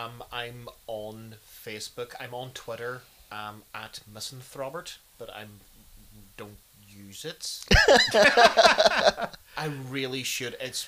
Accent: Scotland, United Kingdom; It's Irish BBW, because I'm Scottish and I'm not a woman.

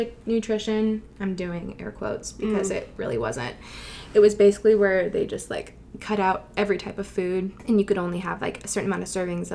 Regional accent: Vancouver, British Columbia, Canada; I was born and raised in Vancouver my whole life

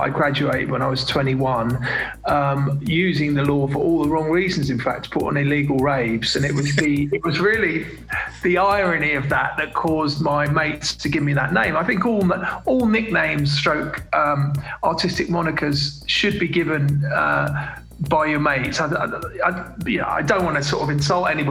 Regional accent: London, United Kingdom; I'm from London and I went to quite a multiracial school

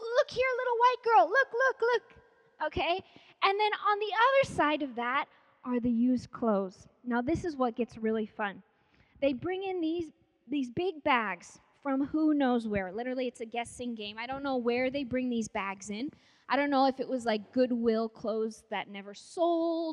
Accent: Palmer, Alaska, United States; moved away as an adult; also born or lived in Africa; I grew up in Palmer, Alaska.

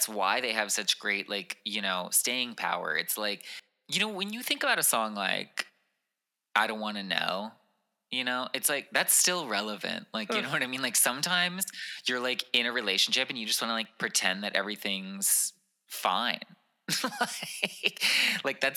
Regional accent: California, United States; I'm from California

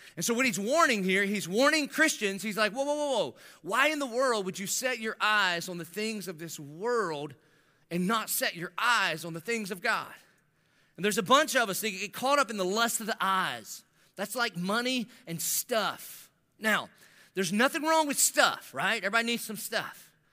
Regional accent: the South, United States; I grew up in the South

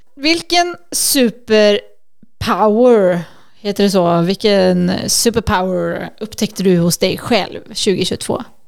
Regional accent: Sweden; vi är svenskar

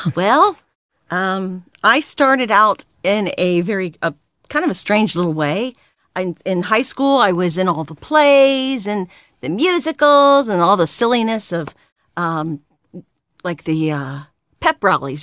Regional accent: California, United States; also born or lived in Pennsylvania; I came out to California when I was five years old and have not gone ba-, gone back yet

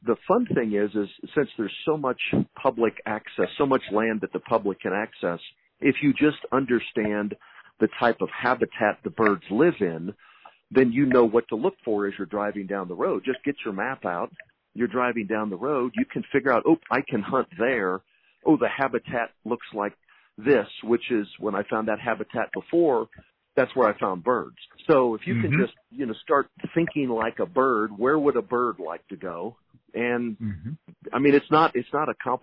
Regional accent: Texas, United States; I'm a Texan through and through. I'll never leave the state of Texas

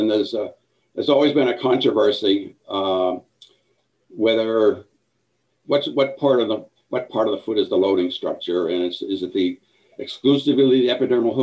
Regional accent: Northern Maine, United States; moved away as an adult; also born or lived in Galveston / New York City / Idaho; I grew up in Northern Maine

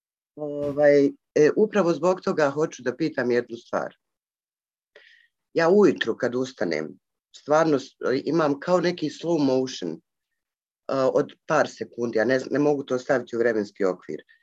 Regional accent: Sarajevo, Federation of Bosnia and Herzegovina, Bosnia & Herzegovina

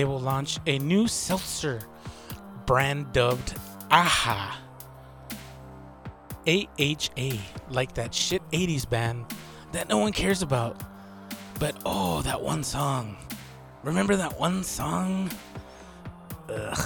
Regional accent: Texas, United States; I'm from Texas

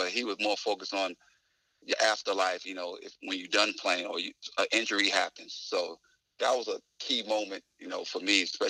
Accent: New York, United States; you're a young 18-year-old, you know, just playing basketball. You know, I'm from New York

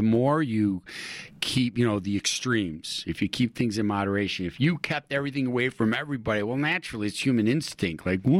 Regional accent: Buffalo, New York, United States; moved away as an adult; now in Utah, United States; I am originally from Western New York, Buffalo, New York, and I came out to Utah to go to college, and just fell in love with it.

